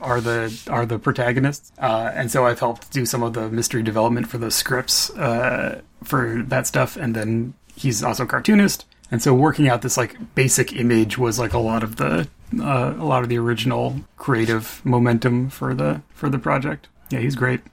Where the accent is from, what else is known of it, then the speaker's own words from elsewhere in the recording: New Mexico, United States; growing up in New Mexico